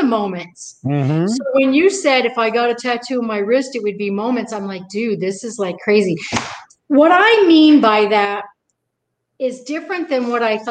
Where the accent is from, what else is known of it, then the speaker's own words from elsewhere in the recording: New England, United States; I'm from New England